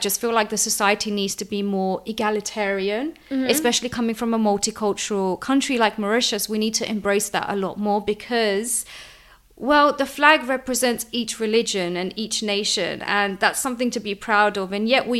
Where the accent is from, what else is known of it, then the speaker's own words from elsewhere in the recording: Lisbon, Portugal; Ever since I was born as a kid, I remember growing up in Lisbon, where my grandparents lived.